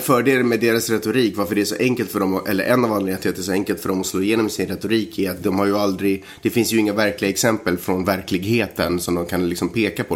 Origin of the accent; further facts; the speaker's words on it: Sweden; jag är svensk och jag är del av ett mångkulturellt samhälle